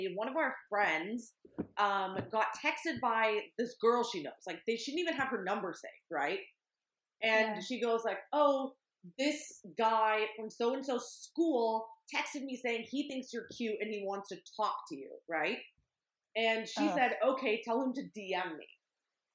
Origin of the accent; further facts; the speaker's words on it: East Bay, California, United States; we're from the East Bay